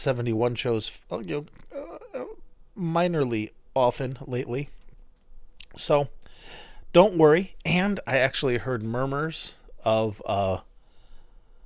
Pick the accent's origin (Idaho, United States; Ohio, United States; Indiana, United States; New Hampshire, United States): New Hampshire, United States; now in Portland, United States; I grew up in New Hampshire.